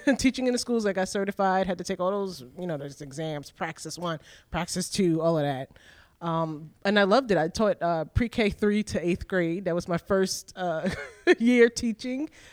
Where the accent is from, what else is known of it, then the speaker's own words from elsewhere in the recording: New York City, New York, United States; I was born and raised in New York City.